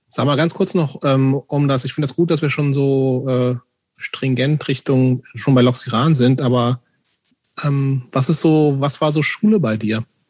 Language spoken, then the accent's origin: German; Hameln, Lower Saxony, Germany; ich bin aus Hameln die Gegend